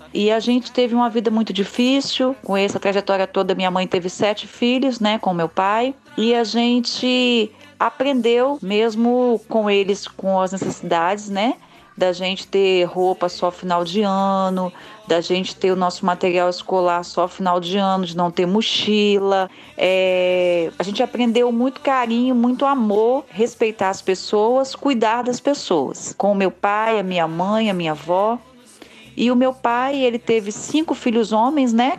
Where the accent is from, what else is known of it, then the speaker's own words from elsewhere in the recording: Cariacica, Espírito Santo, Brazil; also born or lived in Santa Teresa; eu vim de Santa Teresa com três anos de idade para o município de Cariacica